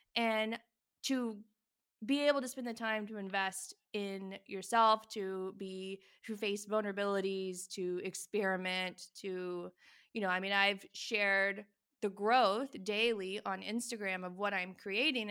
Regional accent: Texas, United States; also born or lived in New York City / Provence; now in France; I grew up in Texas

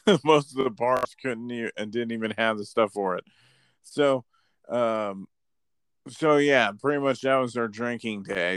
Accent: Florida, United States; also born or lived in California; I'm from Florida too

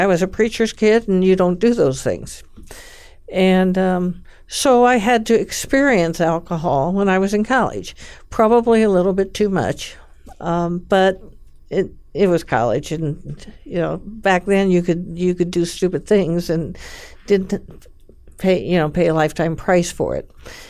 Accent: California, United States; I grew up in California, in a very faith-based family.

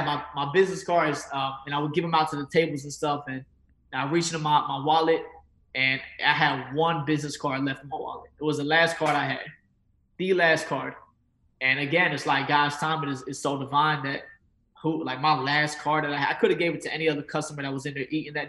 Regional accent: Fayetteville, North Carolina, United States; moved away as an adult; now in Atlanta, United States; we're both from the same hometown, Fayetteville, North Carolina

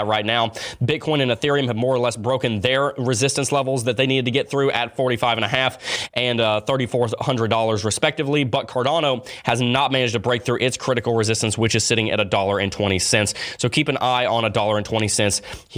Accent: the South, United States; accent: southern; my southern accent came out there

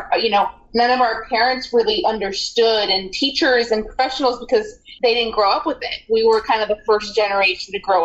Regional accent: Agoura Hills, California, United States; I grew up in Agoura Hills, so right down the road

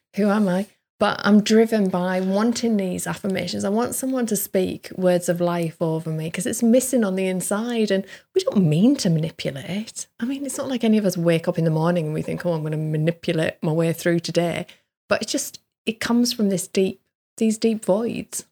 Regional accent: the Northeast, North East England, United Kingdom; where I grew up in the Northeast

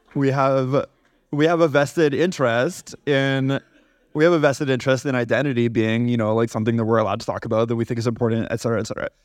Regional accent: Canada; as a Canadian

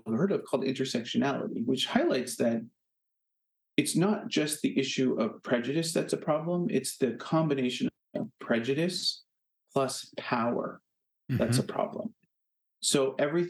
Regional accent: Canada; now in Hartford, United States; as a Canadian

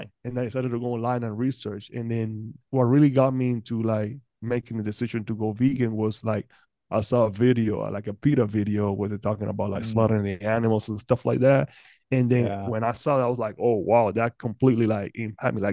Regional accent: Panama; moved away; I'm originally from Panama.

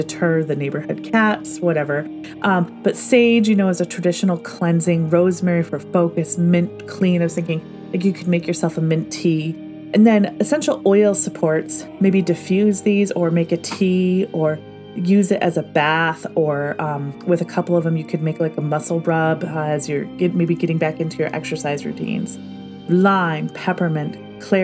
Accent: Michigan, United States; moved away as an adult; now in Pacific Northwest, United States; I spent my formative years growing up in Michigan, which has traditional four seasons

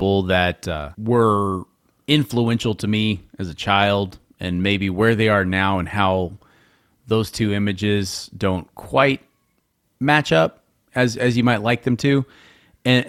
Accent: Houston, Texas, United States; I was from Houston

